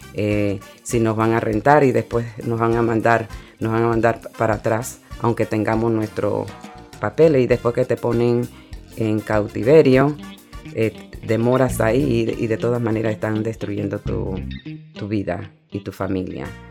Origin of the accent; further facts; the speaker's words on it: Panama; now in New York, United States; mi país natal es Panamá.